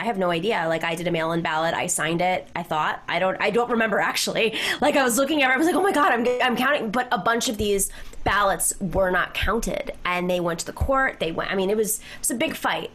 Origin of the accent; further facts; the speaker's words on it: Lancaster, New York, United States; I'm from Lancaster, New York